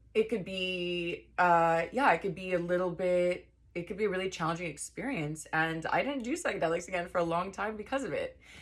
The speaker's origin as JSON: {"language": "English", "town": "Los Angeles", "region": "California", "country": "United States", "said": "I am from L A. I am from the Valley"}